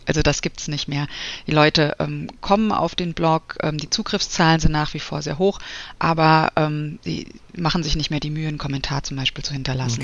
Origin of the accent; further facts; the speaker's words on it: Frankfurt, Hesse, Germany; moved away as an adult; also born or lived in Munich; now in Wiesbaden, Germany; bin eigentlich ein Frankfurter Mädchen, habe dann eine Zeit lang in München gewohnt und bin jetzt seit, ich glaube, ja, zwölf Jahren in Wiesbaden